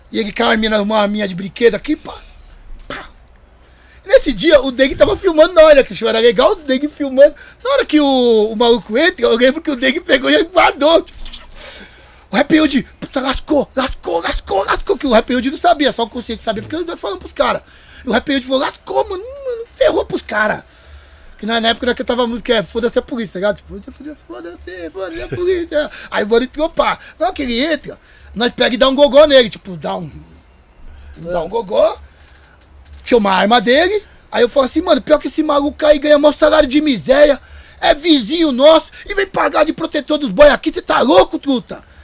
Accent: Rio de Janeiro, Brazil; oh, mano, eu sou do Rio, mano.

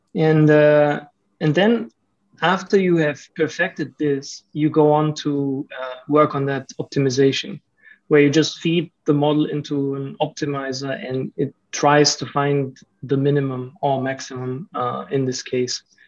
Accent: Germany; moved away as an adult; also born or lived in Romania; now in Malaysia; I lived my whole life in, in Germany

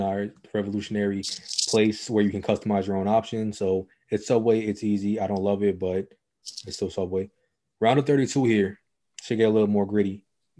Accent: New York, United States; We are from New York. We are from the greatest city on earth.

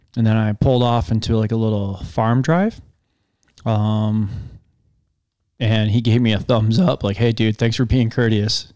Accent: Western New York, United States; moved away; also born or lived in Iowa; where I grew up in Western New York

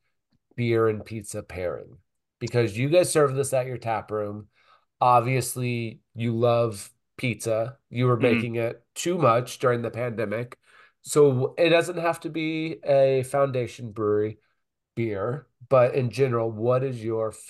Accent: Midwest, United States; moved away; I grew up also in the Midwest, but not in Michigan and Indiana

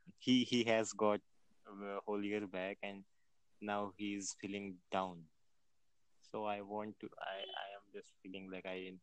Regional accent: India; from India.

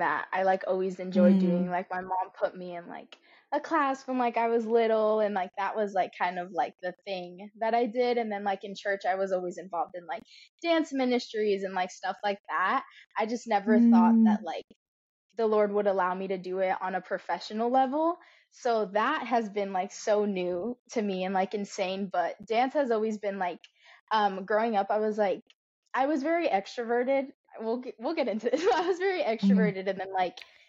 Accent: Florida, United States; moved away as an adult; now in Texas, United States; I was a Florida girly. I grew up in Florida, and then a month ago, I moved my life over to Texas

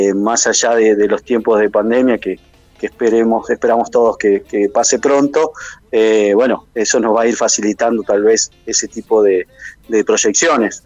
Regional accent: Gualeguaychú, Entre Ríos, Argentina; como gualeguaychuense

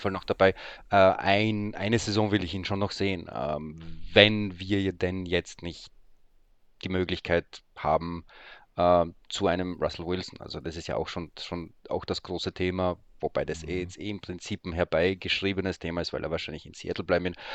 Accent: Graz, Styria, Austria; accent: Austrian; also born or lived in Poland; now in Berlin, Germany; gebürtig dort in ähm, Österreich aufwachsen, wie man vielleicht auch hört

